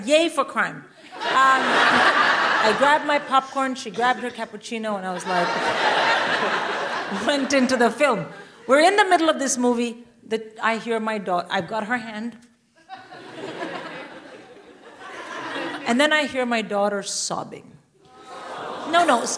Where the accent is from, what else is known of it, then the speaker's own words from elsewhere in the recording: India; I'm Indian